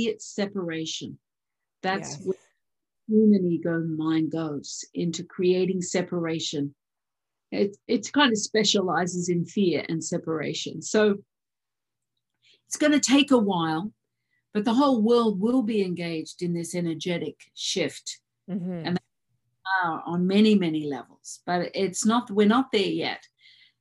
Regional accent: Australia; moved away; I am an Australian citizen, but I'm not a resident.

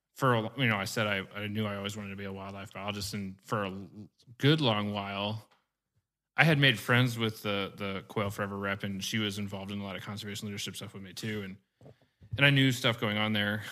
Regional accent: Marthasville, Missouri, United States; moved away as an adult; also born or lived in Northwest Kansas / Little Rock area, Arkansas; now in Cabot, United States; I actually grew up in Warren County, Missouri, in the little town of Marthasville

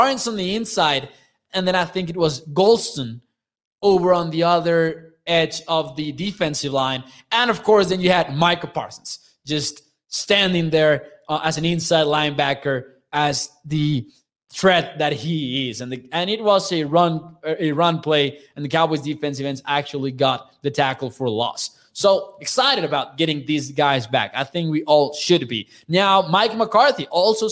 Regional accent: Chihuahua, Mexico; I'm from Chihuahua, Mexico

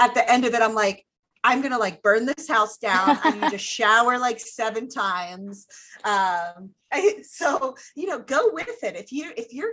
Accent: Ohio, United States; I'm from Ohio

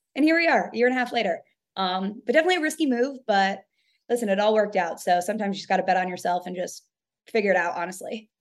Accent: New York, United States; moved away; also born or lived in Kentucky; I'm from New York

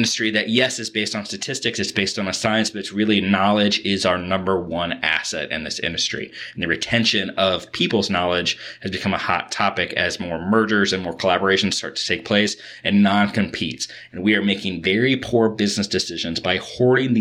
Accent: Kentucky, United States; I grew up in Kentucky and grew up on a lot of horse farms.

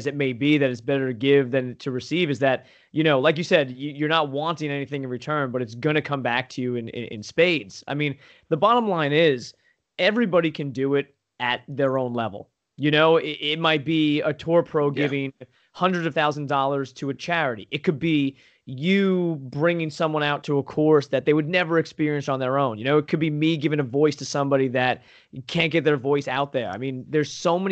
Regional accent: East Coast, United States; I'm from the East Coast

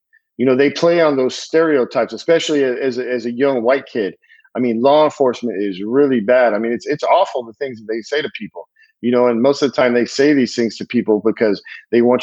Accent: California, United States; I grew up in California

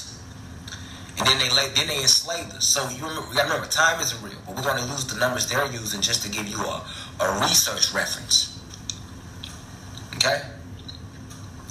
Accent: United States

